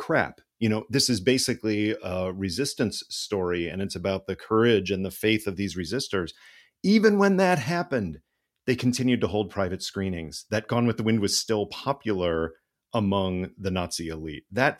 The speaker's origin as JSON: {"language": "English", "region": "Illinois", "country": "United States", "tie": "born or raised there", "said": "both of us growing up in Illinois, the land of Lincoln"}